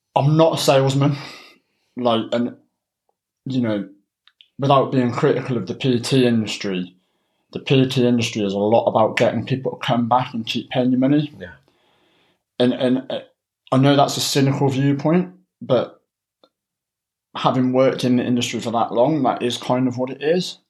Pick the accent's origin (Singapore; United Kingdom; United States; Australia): United Kingdom; Cheltenham, South West England; moved away as an adult; now in North East England, United Kingdom; I'm originally from Cheltenham, but I moved up to the northeast in 2007 um, to come to university.